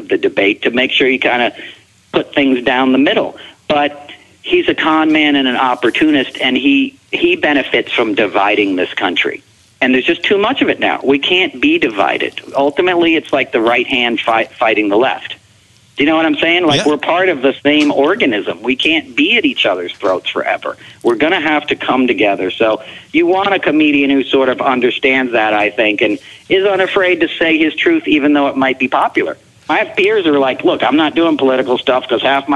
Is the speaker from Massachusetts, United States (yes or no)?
no; Hyattsville, Maryland, United States; also born or lived in Chestertown, Maryland; now in New York City, United States; I grew up in PG in a multiracial neighborhood outside of the University of Maryland in like Hyattsville, Maryland in the 70s and 80s.